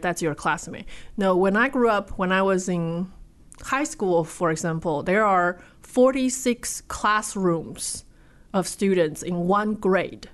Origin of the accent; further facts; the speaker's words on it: Taipei, Taiwan; moved away; Taipei, Taiwan